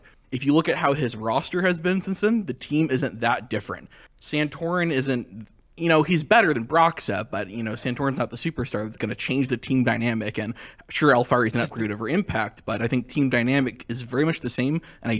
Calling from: Oakland, California, United States; I am calling from Oakland, California.

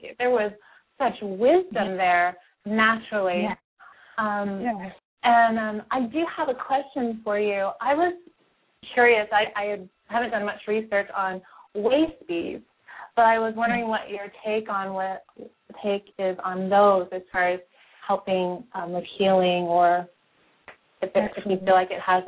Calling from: Seattle, Washington, United States; I'm from Seattle.

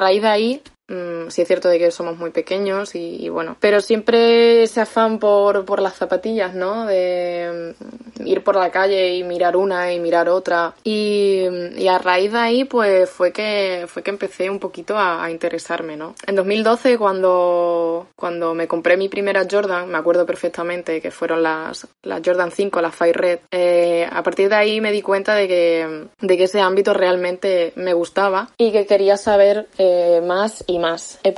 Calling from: Badajoz, Extremadura, Spain; de Badajoz

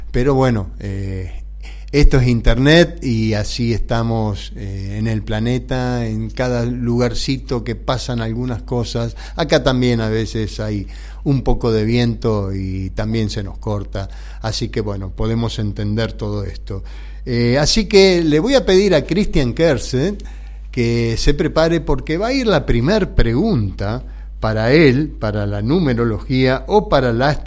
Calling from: Rosario, Santa Fe, Argentina; de Rosario los escucho y me gusta el programa.

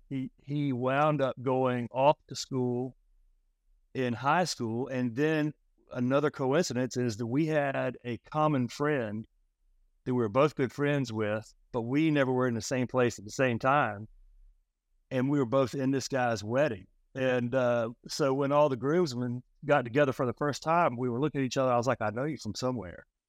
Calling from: Charlotte, North Carolina, United States; Calling in from the uh, big city of Charlotte, North Carolina

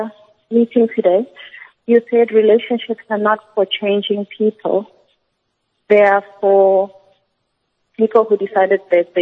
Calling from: Johannesburg, Gauteng, South Africa; I'm calling from Johannesburg.

